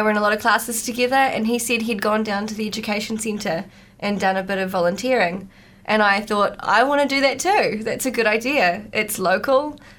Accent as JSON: {"language": "English", "area": "Tairua/Whitianga, Coromandel", "region": "Waikato", "country": "New Zealand", "tie": "born or raised there", "said": "So I grew up in Tairua/Whitianga"}